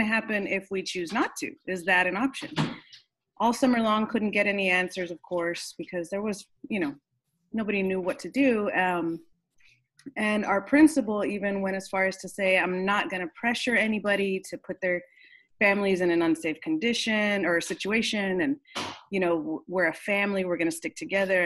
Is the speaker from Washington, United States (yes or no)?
no; Austin, Texas, United States; I was born and raised here in Austin, never lived anywhere else